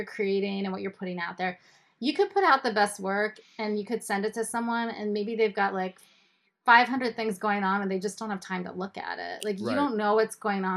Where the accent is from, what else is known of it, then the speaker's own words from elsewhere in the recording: State College, Pennsylvania, United States; also born or lived in Israel; In State College, Pennsylvania, where Penn State University is